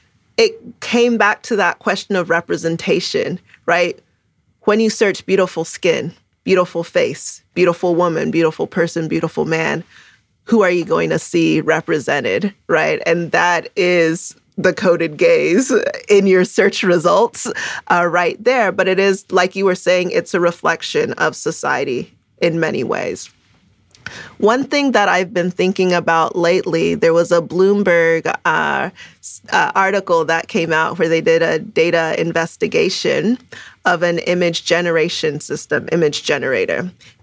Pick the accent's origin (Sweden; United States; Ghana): Ghana; first language Twi; English is a second language; also born or lived in Canada; So I was born in Canada. So I came from the cold weather, but quickly, when I was two, we moved to Ghana. So, you know, I was reminded of who I am. And my first language is Tree, and actually lived with my grandmother in Ghana.